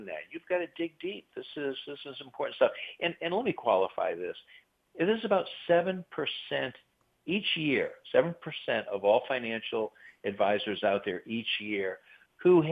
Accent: United States; we as American consumers

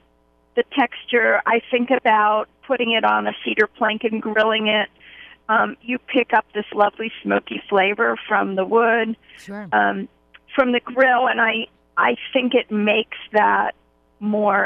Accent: Pittsburgh, Pennsylvania, United States; I grew up in Pittsburgh, Pennsylvania

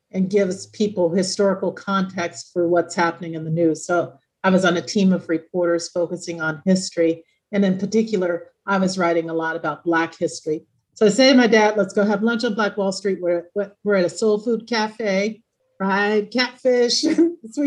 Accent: Oklahoma, United States; my people are from Oklahoma. I was born in Oklahoma

